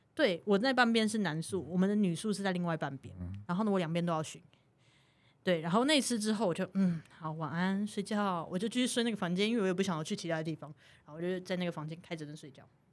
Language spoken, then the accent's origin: Chinese; Taiwan; 我们是台湾人